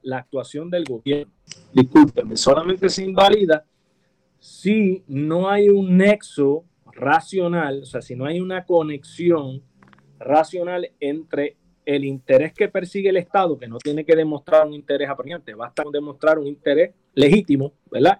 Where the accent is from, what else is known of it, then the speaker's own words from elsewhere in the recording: Puerto Rico; los puertorriqueños somos hispanos